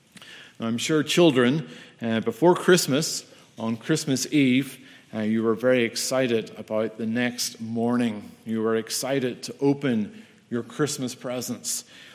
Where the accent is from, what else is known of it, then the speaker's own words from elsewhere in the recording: United Kingdom; I am from the United Kingdom of Great Britain and Northern Ireland.